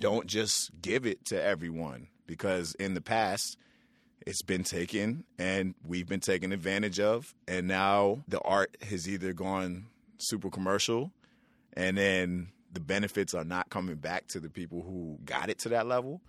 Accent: New York City, New York, United States; growing up in New York City with my mother, Sue Samuels

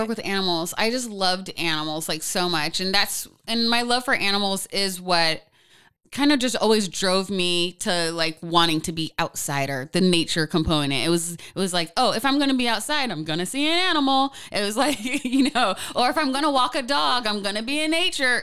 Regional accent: Portland, Oregon, United States; born and raised in Pacific Northwest

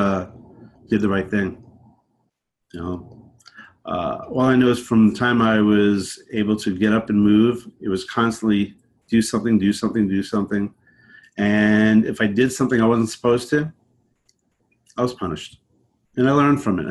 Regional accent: Long Island, New York, United States; also born or lived in Brooklyn, New York / Connecticut; I'm from New York, born in Brooklyn, raised out on Long Island, and then eventually upstate in the mountains.

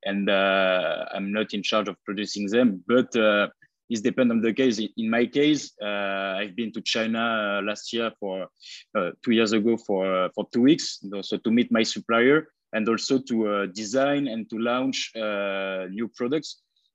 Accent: France; accent: French; English is a second language; moved away as an adult; now in Bali, Indonesia; I come from France. You can heard it by my accent

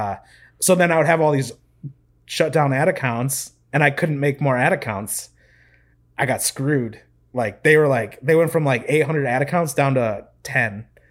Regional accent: Midwest, United States; moved away as an adult; now in Raleigh, United States; I grew up in the Midwest. It's all I've ever known my whole life.

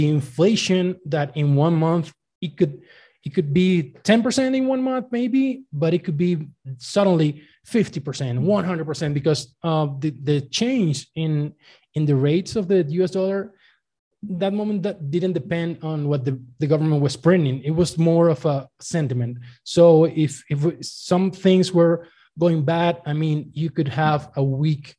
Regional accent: Venezuela; moved away as an adult; now in Mexico; I was born in Venezuela and I was working actually for the national oil company for since I graduated

